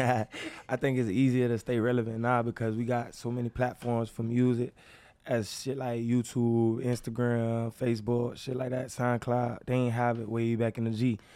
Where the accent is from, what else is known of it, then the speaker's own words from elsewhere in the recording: Jamaica; I'm from Jamaica, baby.